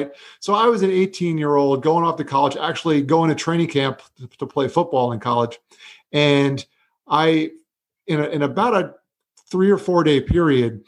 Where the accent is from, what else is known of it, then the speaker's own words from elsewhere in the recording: Florida, United States; also born or lived in New York; I was born in New York and my parents moved down to Florida when I was just 3 years old in the 80s.